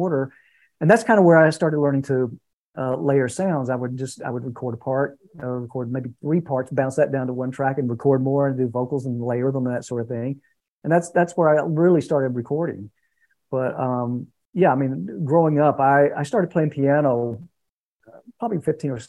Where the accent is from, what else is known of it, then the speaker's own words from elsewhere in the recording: Conyers, Georgia, United States; I was born and raised in Conyers, Georgia